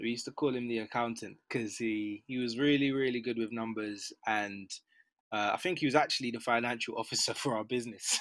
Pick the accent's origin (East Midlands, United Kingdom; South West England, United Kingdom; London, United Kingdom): London, United Kingdom; I'm a Londoner, so North London, Mill Hill, Edgware, um, in and around there since kind of I was born